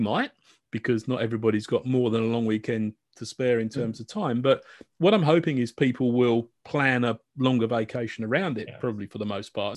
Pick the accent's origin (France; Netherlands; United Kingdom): United Kingdom; accent: British; I can always break out my British accent